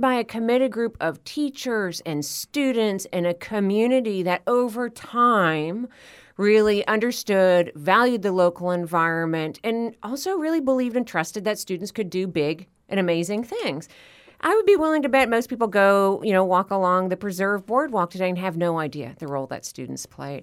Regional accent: Florida, United States; here in my home state of Florida

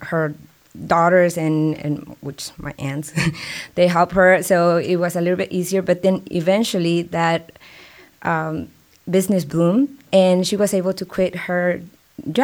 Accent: Mexico; English is a second language; now in San Antonio, United States; I never had a B in Mexico in my school career over there

